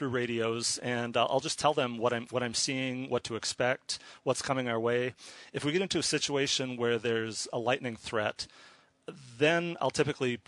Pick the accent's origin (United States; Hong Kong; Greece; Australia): United States; Minnesota; now in Seattle, United States; I grew up in Minnesota, but okay. I live in Seattle now